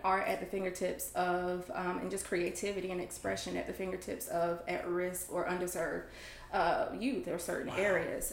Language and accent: English; Rockingham, North Carolina, United States; originally, I am from Rockingham, North Carolina